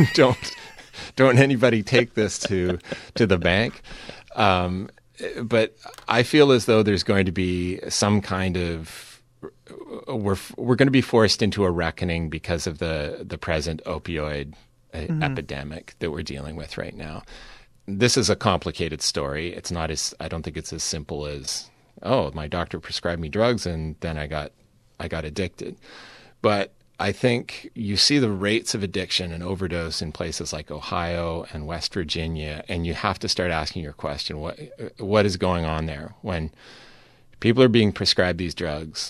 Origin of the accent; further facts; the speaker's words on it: Vancouver, British Columbia, Canada; my hometown of Vancouver, where I produced the show